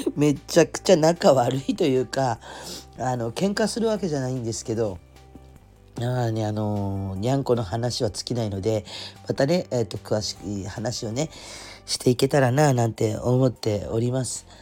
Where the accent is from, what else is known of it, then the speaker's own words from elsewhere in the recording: Kurume, Fukuoka, Japan; accent: Kurume dialect; moved away as an adult; also born or lived in Oita Prefecture; now in Oita, Japan; 出身は福岡県の久留米というところなんですけれども、まあ、もともと生まれも育ちも、もうバリバリのカチカチの久留米っ子ガチです